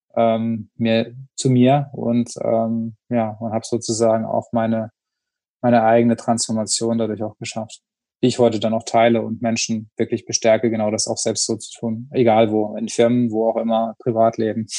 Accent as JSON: {"language": "German", "region": "Rhineland-Palatinate", "country": "Germany", "tie": "born or raised there", "said": "vom Dorf kommt, also ich komme halt aus der Pfalz und da haben wir halt Weinfeste"}